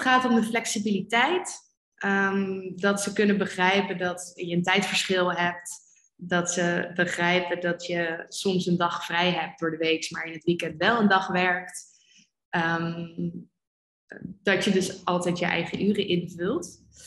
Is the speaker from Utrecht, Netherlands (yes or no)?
yes; Amersfoort, Utrecht, Netherlands; moved away as an adult; also born or lived in Amsterdam; ik ben geboren en opgegroeid in Amersfoort.